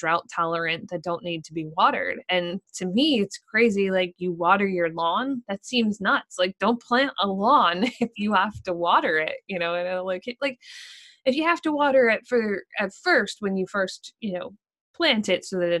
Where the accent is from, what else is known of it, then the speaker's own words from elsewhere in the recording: Pennsylvania, United States; moved away as an adult; now in Maine, United States; I grew up in Pennsylvania